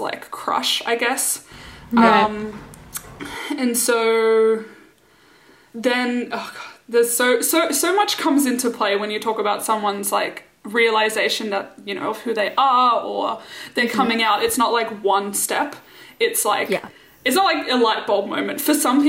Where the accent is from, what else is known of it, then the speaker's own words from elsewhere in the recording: Singapore; I grew up in Singapore with Rochelle